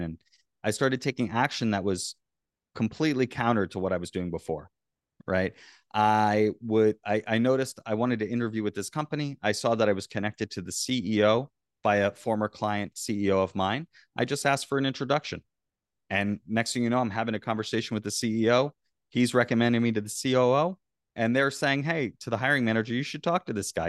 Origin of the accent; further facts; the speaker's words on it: Florida, United States; I grew up in Florida